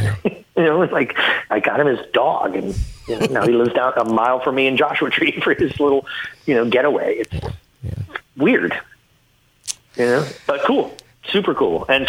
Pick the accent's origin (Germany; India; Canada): Canada; Ottawa, Ontario; And I grew up in Ottawa.